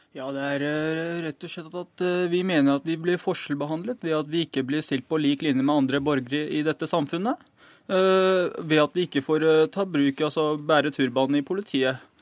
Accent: Norway; så er jeg født og oppvokst her i Norge

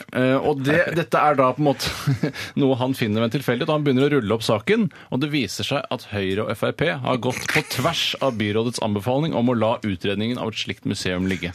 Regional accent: Oslo, Norway; moved away; also born or lived in Haugenstua; jeg kommer fra Holmlia

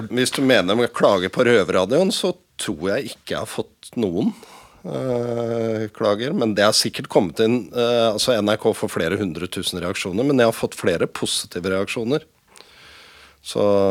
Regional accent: Oslo, Norway; Jeg er jo fra Oslo og kjent i området

